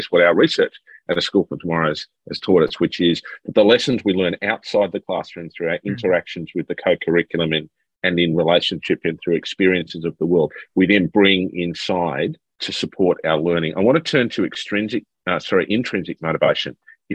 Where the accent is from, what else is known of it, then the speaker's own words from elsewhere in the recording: Sydney, New South Wales, Australia; as a young bloke growing up in Sydney